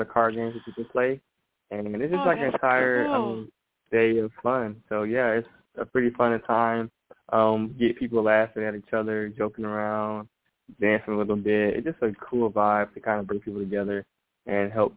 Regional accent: Atlanta, Georgia, United States; I grew up in Atlanta, Georgia

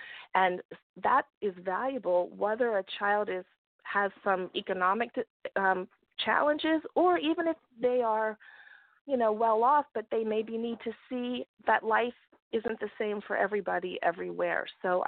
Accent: Baltimore, Maryland, United States; now in Los Angeles, United States; I'm not a native Angeleno. I was born and raised in Baltimore, Maryland.

